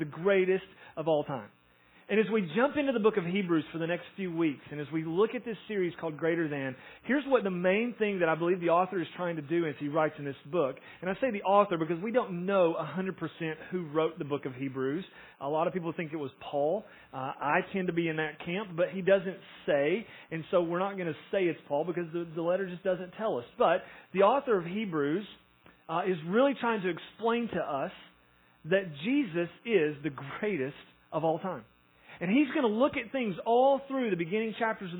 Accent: Tennessee, United States; we're from Tennessee

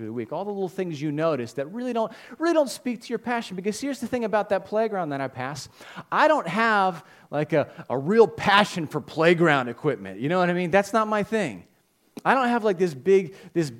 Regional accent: Holmes, Pennsylvania, United States; moved away as an adult; now in Norwood, United States; I live in Norwood now. I grew up in Holmes

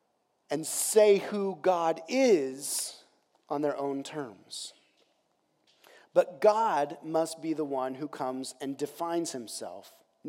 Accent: United States

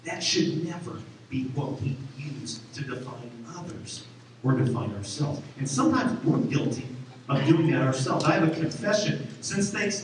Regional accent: Champaign, Illinois, United States; now in Clinton, United States; Growing up in Champaign, I grew up on the southwest side, the corner of Mattis and Windsor

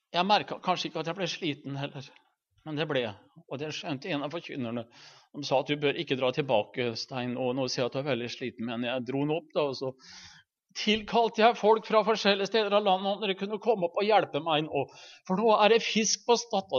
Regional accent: Halden, Østfold, Norway; hjemme i Halden

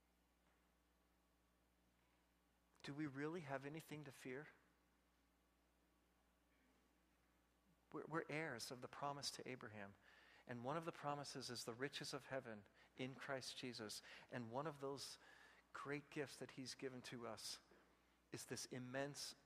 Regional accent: Vigo County, Indiana, United States; When I grew up in Vigo County, the sheriffs were at the Dunkin' Donuts

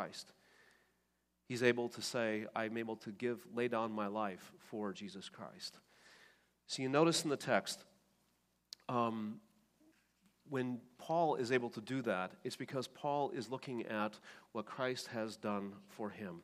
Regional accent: Oostburg, Wisconsin, United States; when I was a kid growing up in Oostburg, Wisconsin

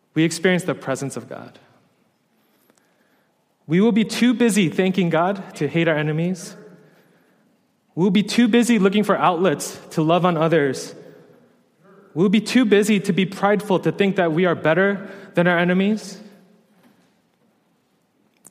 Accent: New York, United States; moved away as an adult; I was a New Yorker

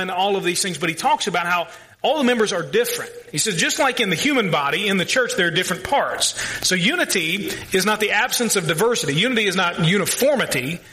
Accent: Louisville, Kentucky, United States; I grew up in the south end of Louisville with all the rednecks

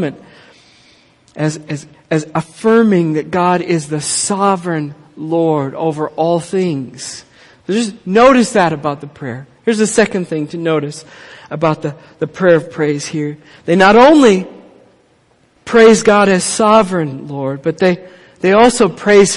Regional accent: Minneapolis, Minnesota, United States; I grew up in Minneapolis

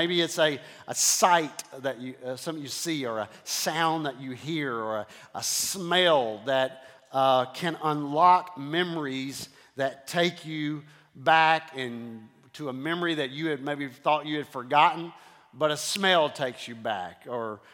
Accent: Houston, Texas, United States; I was raised in Houston

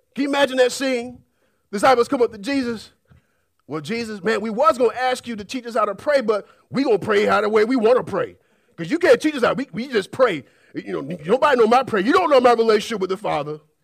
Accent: United States; we're an American society

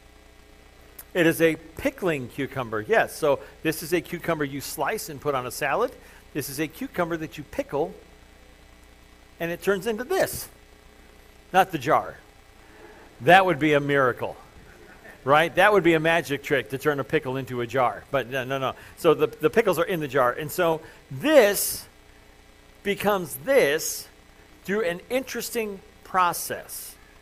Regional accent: Crown Point, Indiana, United States; I grew up at the First Christian Church in Crown Point, and that's where I grew up

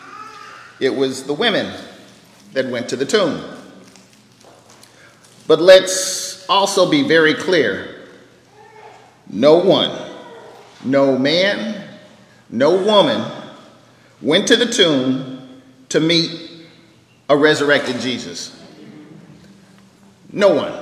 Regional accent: Bakersfield, California, United States; I'm from Bakersfield

